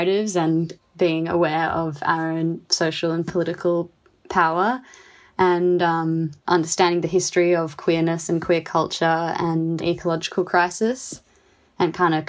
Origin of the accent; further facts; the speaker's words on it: Canberra, Australian Capital Territory, Australia; now in Fremantle, Australia; I grew up on Ngunnawal Ngambri country in Canberra